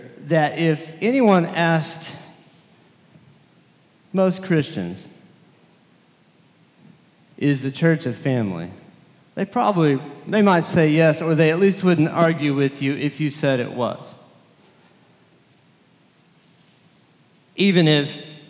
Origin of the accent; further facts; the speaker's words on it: Lubbock, Texas, United States; I was from Lubbock, Texas, and very different from this area